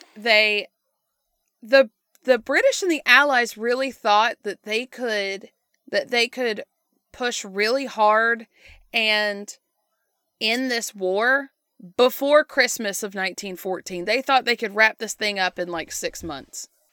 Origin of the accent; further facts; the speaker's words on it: United States; we grew up in the United States